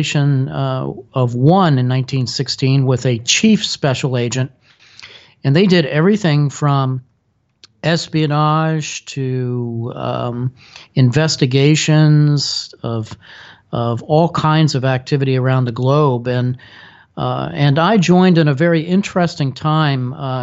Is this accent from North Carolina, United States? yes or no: no; Washington, District of Columbia, United States; ended up settling in the Washington, D.C. area where I grew up